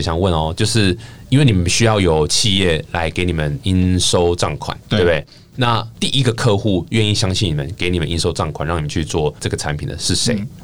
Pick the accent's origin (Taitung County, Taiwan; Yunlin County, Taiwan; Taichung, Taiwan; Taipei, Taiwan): Taichung, Taiwan; 因为我台中人嘛